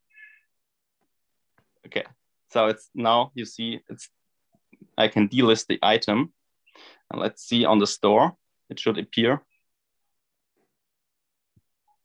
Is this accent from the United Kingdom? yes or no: no; Germany; from Germany